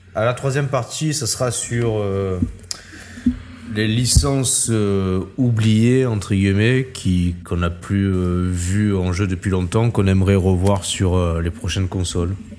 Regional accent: Marseille, Provence-Alpes-Côte d'Azur, France; moved away as an adult; now in Metz, France; maintenant je suis plus à Marseille, mais je suis Marseillais

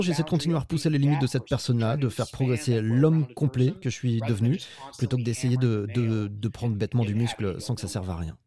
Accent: United States; moved away; je viens des États-Unis

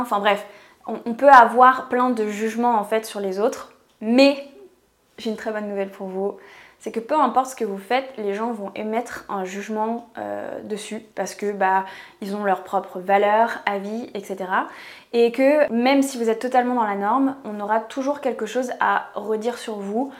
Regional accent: France; je vis en France, je suis française

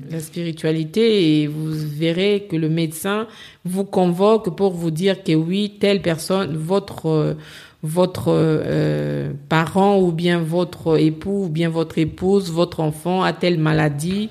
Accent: DR Congo; moved away as an adult; now in Paris, France; je suis congolaise

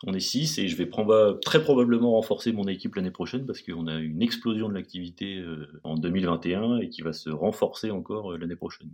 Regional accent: Paris region, Île-de-France, France; je suis parisien d'origine, hein, enfin région parisienne en tout cas

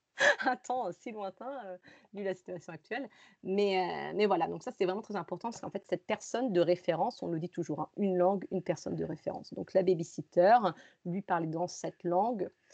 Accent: France; also born or lived in Rome, Italy / Valencia, Spain; now in Granada, Spain; moi je suis française

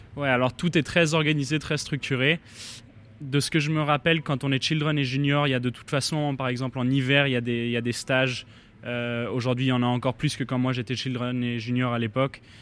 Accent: Geneva, Switzerland; je viens de Genève

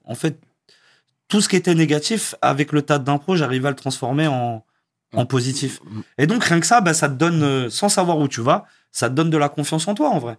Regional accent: Versailles, Île-de-France, France; also born or lived in Narbonne / Vélizy-Villacoublay; ma mère est montée sur Paris, à Villisy d'abord dans le 78, et après Versailles, et j'ai grandi, euh, j'ai grandi là-bas, à mhm. Versailles.

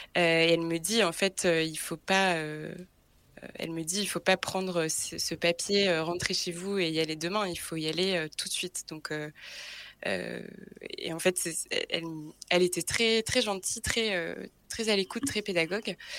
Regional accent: Brittany, France; now in Paris, France; je suis née en Bretagne

